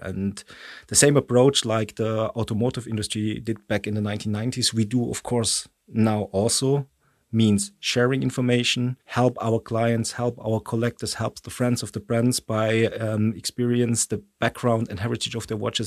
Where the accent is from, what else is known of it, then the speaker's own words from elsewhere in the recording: Stuttgart, Baden-Württemberg, Germany; English is a second language; moved away as an adult; now in Switzerland; I was born in Stuttgart